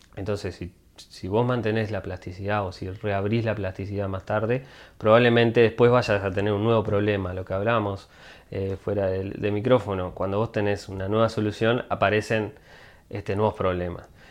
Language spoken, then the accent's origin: Spanish; Montevideo, Uruguay; moved away as an adult; now in Boston, United States; Yo siempre, sí, de Montevideo. Este, yo nací en el Cerrito de la Victoria